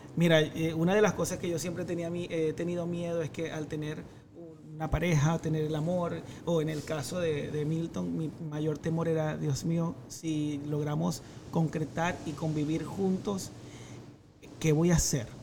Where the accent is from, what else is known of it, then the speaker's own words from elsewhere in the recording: Maracaibo, Zulia, Venezuela; now in United States; yo soy Maracucho y seguiré siendo Maracucho siempre